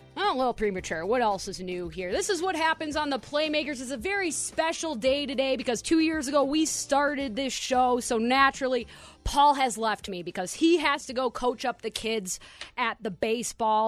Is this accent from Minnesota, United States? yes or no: yes; Minnesota, United States; I'm from Minnesota